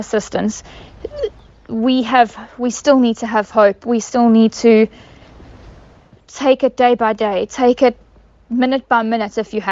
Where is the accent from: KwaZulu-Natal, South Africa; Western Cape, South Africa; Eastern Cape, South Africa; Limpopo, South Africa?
KwaZulu-Natal, South Africa; We are all South African